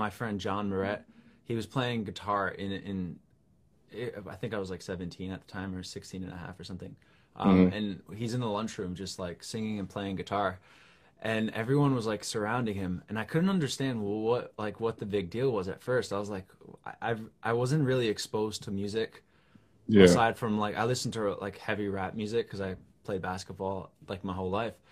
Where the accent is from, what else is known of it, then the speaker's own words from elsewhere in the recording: New York, United States; I'm a songwriter from New York